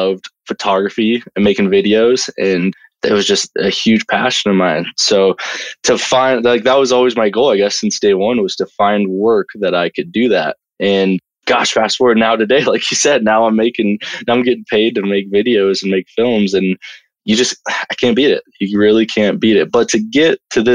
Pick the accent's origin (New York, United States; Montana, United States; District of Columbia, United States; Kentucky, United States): Montana, United States; Bozeman; I'm from Bozeman, Montana, born and raised.